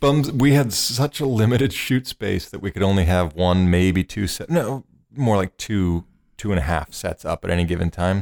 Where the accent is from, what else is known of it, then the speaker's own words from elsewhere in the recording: Cleveland, Ohio, United States; moved away; Cleveland, which is my hometown.